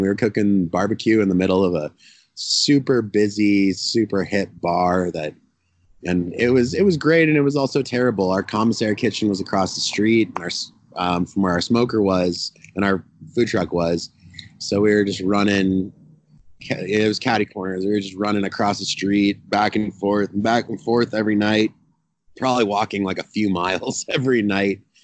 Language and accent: English; Telluride, Colorado, United States; moved away; also born or lived in Texas; I grew up in the mountains in Colorado. I grew up uh, about seven hour, seven, six and a half, seven hour drive from Denver in a town called Telluride